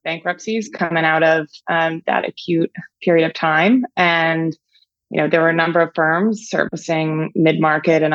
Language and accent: English; Pittsburgh, Pennsylvania, United States; I grew up in Pittsburgh, Pennsylvania